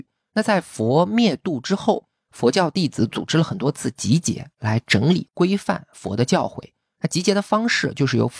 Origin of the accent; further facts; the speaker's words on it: China; 这其实非常典型的中国式思维，因为我们中国人有非常强大的文字传统，要把一切知识都转化为文字，我们才有安全感。